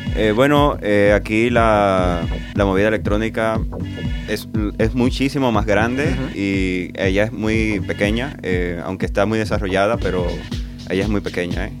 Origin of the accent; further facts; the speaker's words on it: Santo Domingo, Distrito Nacional, Dominican Republic; moved away as an adult; now in Barcelona, Spain; yo vengo de República Dominicana, de la ciudad de Santo Domingo, y ahí me inicié como DJ, como productor durante muchísimos años. Apenas tengo un mes acá en Barcelona